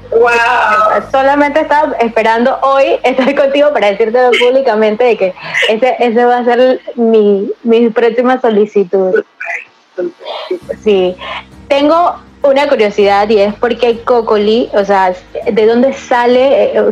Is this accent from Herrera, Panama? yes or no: yes; Chitré, Herrera, Panama; now in Panama City, Panama; yo soy de Chitré.